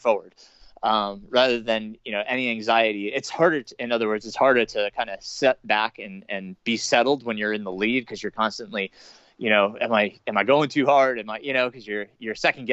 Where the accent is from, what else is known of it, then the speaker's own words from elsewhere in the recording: Middletown, New York, United States; I grew up in, Middletown, New York